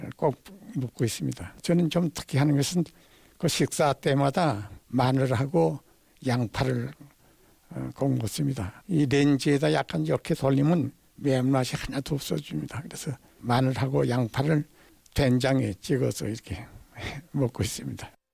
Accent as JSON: {"language": "Korean", "region": "North Pyongan", "country": "North Korea", "tie": "born or raised there", "moved": "yes", "lives_now": "Suwon, South Korea", "said": "저는 저 이북입니다. 평안북도."}